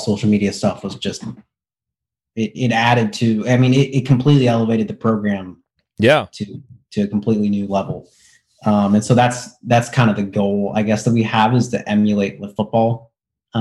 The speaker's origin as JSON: {"language": "English", "region": "Indiana", "country": "United States", "tie": "born or raised there", "said": "I grew up in Indiana"}